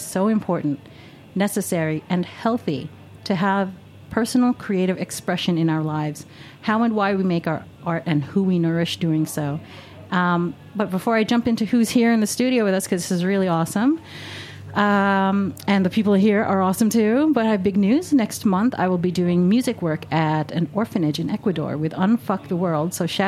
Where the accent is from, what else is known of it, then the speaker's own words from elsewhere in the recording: New York City, New York, United States; I'm a native New Yorker.